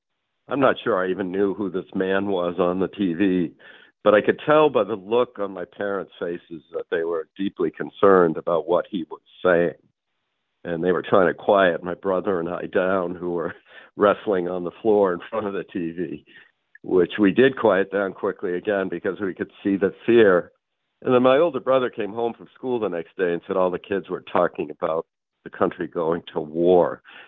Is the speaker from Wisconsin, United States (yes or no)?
no; Massachusetts, United States; I grew up in a Kennedy worshiping family. I grew up in Massachusetts. My mother is of Irish Catholic descent.